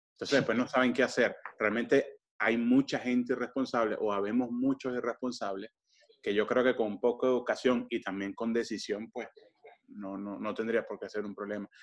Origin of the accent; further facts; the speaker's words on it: Venezuela; de donde yo soy en Venezuela